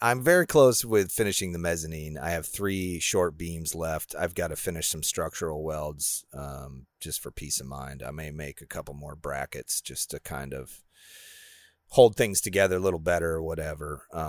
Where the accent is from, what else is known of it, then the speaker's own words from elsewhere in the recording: Illinois, United States; I grew up in Illinois where it was really flat.